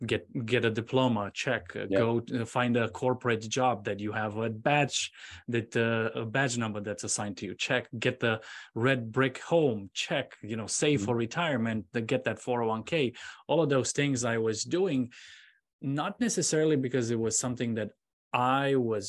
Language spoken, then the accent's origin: English; Romania; moved away as an adult; now in United States; I'm originally from Romania, and I went to school in Romania studying electronics. And I moved here to the United States in 2003.